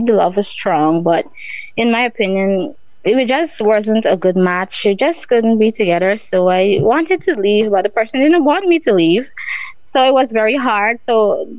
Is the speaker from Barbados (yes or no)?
yes; Barbados; also born or lived in Guyana; growing up in Barbados, you know, going to school and stuff